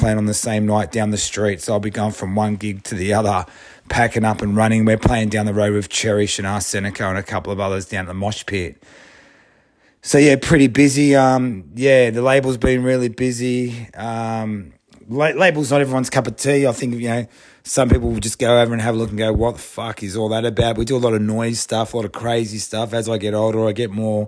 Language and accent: English; Sydney, New South Wales, Australia; I'm from Sydney, one of the old heads